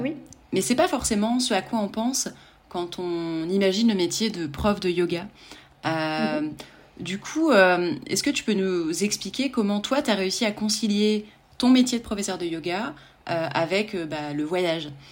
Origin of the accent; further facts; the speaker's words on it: France; en tant que en tant que Français